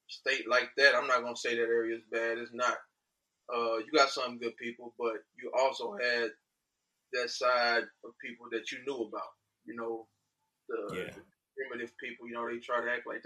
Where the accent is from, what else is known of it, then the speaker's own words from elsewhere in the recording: Houston, Texas, United States; also born or lived in Angleton, Texas; I'm from Houston, Texas. Went to school in Houston up to my junior high years. Relocated to Angleton in around 2006. Did my high school years there.